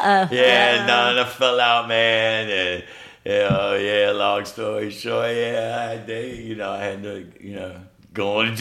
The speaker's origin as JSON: {"language": "English", "town": "Richmond", "region": "Virginia", "country": "United States", "said": "I'm from Richmond. St. Mary's."}